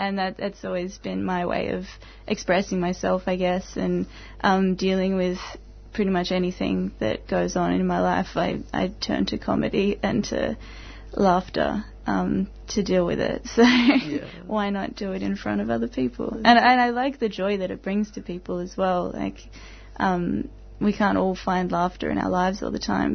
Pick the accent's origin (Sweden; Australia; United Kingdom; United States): Australia; Tasmania; now in Melbourne, Australia; I'm from Tasmania as well